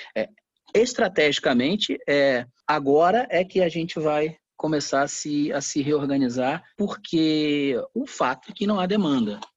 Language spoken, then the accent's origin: Portuguese; Brazil; eu sou brasileiro